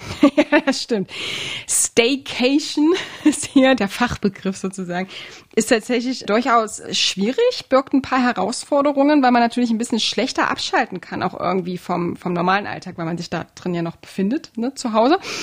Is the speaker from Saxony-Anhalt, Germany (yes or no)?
yes; Halle, Saxony-Anhalt, Germany; meine Heimatstadt